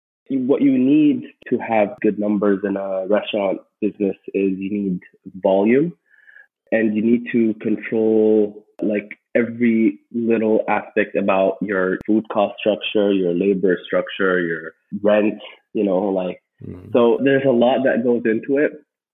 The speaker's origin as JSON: {"language": "English", "country": "Egypt", "moved": "as an adult", "lives_now": "Canada", "said": "So I came to Canada from Egypt back in 2011. We were already Canadian citizens at that point, but I came with my brother to kind of start our careers here."}